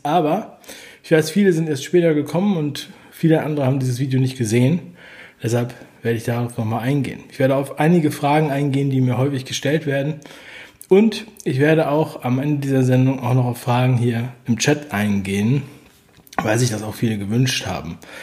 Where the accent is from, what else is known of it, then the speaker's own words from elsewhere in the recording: East Germany, Germany; Und ich bin ja geboren in der DDR